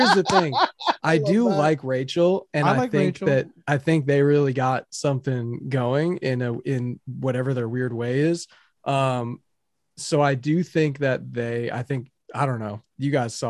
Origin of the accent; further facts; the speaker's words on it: Wisconsin, United States; moved away as an adult; now in Seattle, United States; I'm originally from Wisconsin. I moved to Seattle.